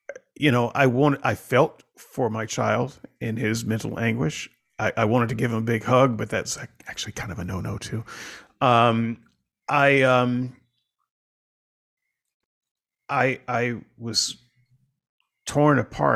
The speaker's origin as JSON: {"language": "English", "region": "the South", "country": "United States", "tie": "born or raised there", "said": "I grew up in the South during a certain time"}